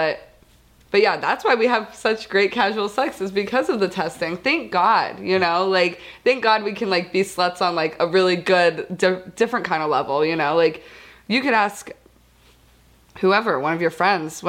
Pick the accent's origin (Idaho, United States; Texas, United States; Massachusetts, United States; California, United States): Idaho, United States; Boise; now in Las Vegas, United States; From Boise, Idaho, originally. I live in Vegas, like he said now.